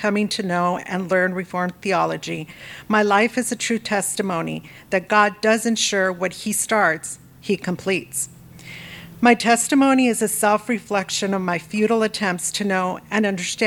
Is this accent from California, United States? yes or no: yes; Los Angeles, California, United States; born and raised in Southern California, Los Angeles to be exact